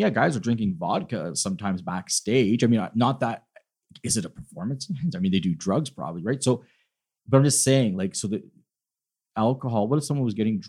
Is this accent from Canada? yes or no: yes; Canada; we're Canadian